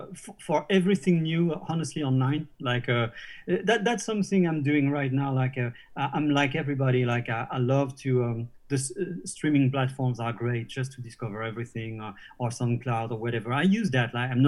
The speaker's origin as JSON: {"language": "English", "region": "Normandy", "country": "France", "tie": "born or raised there"}